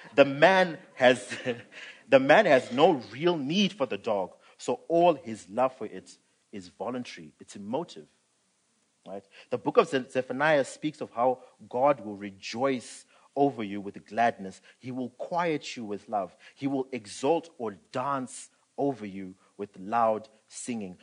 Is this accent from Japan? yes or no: no; Zimbabwe; now in South Africa; I'm from Zim. Um, I was born and raised. I came this side in 2008